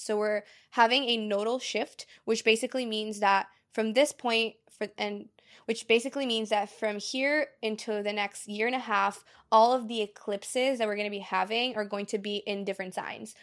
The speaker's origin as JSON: {"language": "English", "country": "Brazil", "tie": "born or raised there", "moved": "yes"}